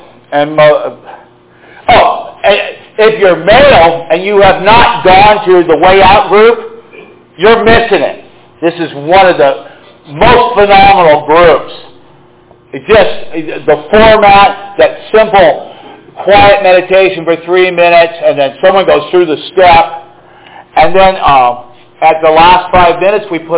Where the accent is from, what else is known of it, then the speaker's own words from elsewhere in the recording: Marin County, California, United States; I grew up in Marin County